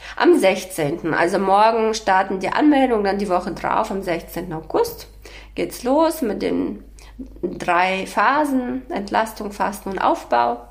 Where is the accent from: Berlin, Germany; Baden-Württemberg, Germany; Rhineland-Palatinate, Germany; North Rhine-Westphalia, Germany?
Berlin, Germany; Ich komme ja aus Berlin